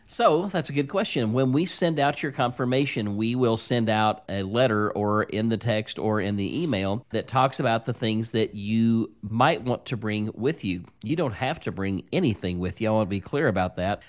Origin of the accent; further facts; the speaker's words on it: Bradleyville, Missouri, United States; I grew up in Bradleyville, Missouri